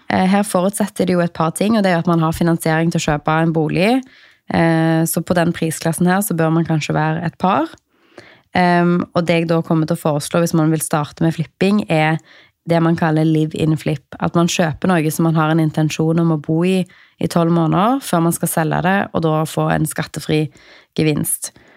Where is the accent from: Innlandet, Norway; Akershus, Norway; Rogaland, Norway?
Rogaland, Norway; Stavanger; jeg er fra Stavanger